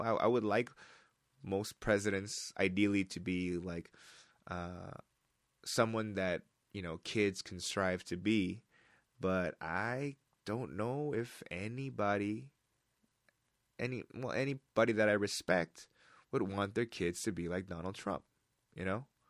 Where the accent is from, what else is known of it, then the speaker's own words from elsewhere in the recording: United States; moved away; I'm an American